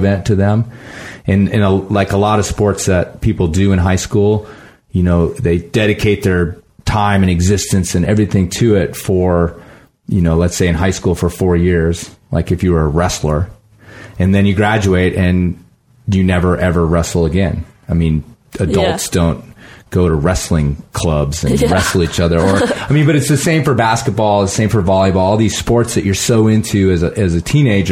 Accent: Midwest, United States; now in Colorado, United States; I grew up in the Midwest

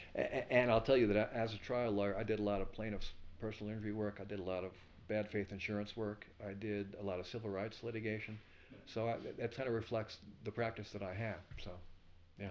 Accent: Levittown, New York, United States; moved away; also born or lived in Pasadena; I grew up in Levittown, New York.

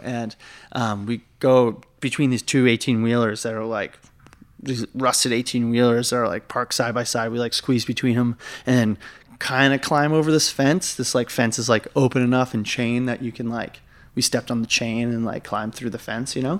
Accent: Massachusetts, United States; now in New York, United States; I guess I live here, but, like, I'm not, I'm from Massachusetts

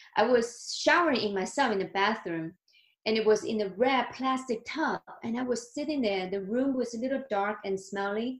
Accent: Fujian, China; English is a second language; now in Texas, United States; I was born and raised in China.

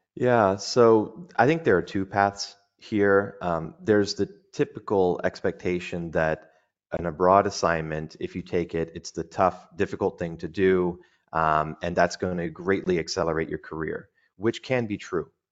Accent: United States; moved away as an adult; now in Dubai, United Arab Emirates; as an American

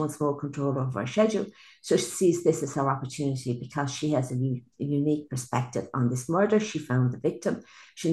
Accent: Ireland; I'm Irish. I've lived in Ireland all my life.

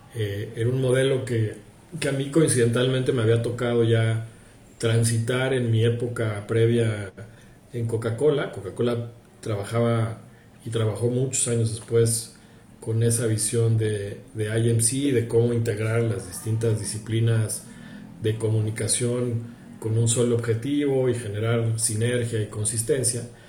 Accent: Mexico; soy mexicano

